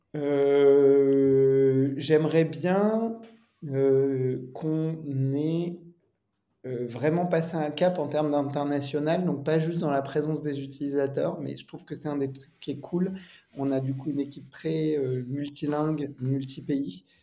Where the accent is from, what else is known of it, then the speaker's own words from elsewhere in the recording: Normandy, France; je suis normand